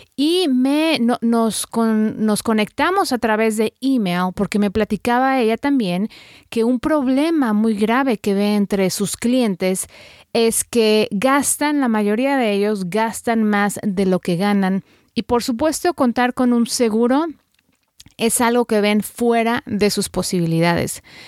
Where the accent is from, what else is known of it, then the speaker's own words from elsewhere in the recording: Guadalajara, Jalisco, Mexico; moved away; las dos somos tapatías